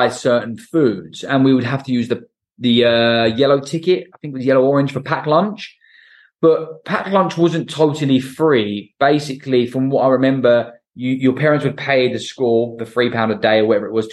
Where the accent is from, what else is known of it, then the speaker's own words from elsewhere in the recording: Portsmouth, South East England, United Kingdom; I'm from Portsmouth